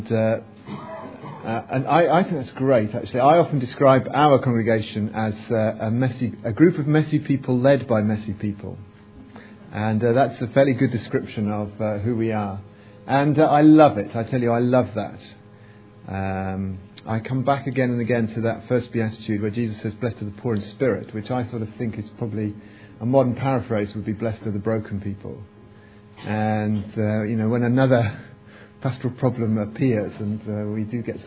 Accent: England, United Kingdom; we're English

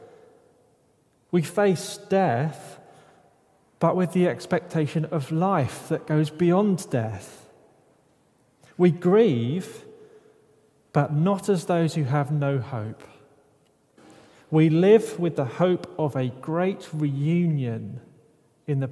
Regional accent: United Kingdom; I'm British

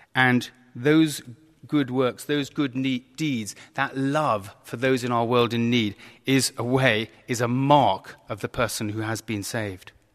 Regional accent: Kent, South East England, United Kingdom; I was brought up in Kent

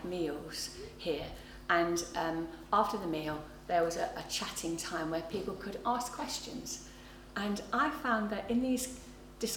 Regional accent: England, United Kingdom; also born or lived in North London; I'm English

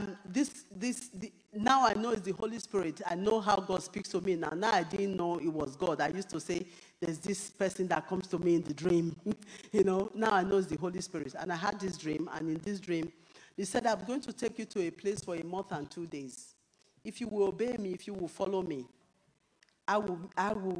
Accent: Nigeria; now in United Kingdom; even as a Nigerian

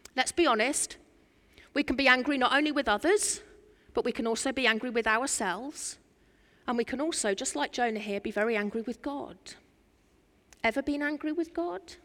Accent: Norfolk, East of England, United Kingdom; I'm from Norfolk

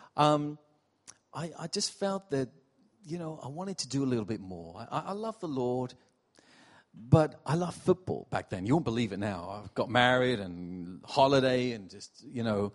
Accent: Portsmouth, South East England, United Kingdom; moved away as an adult; also born or lived in New York City; now in Rotherham, United Kingdom; I'm from Portsmouth originally. I'm, I'm not from up north.

